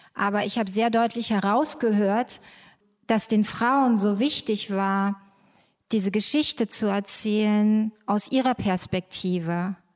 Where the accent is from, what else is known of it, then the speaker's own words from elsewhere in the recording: Germany; ich bin selber in der DDR groß geworden geboren und aufgewachsen